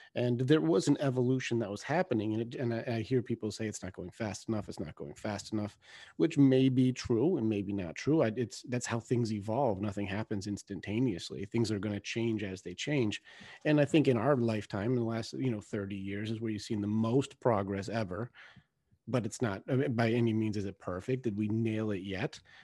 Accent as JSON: {"language": "English", "country": "United States", "said": "we're American"}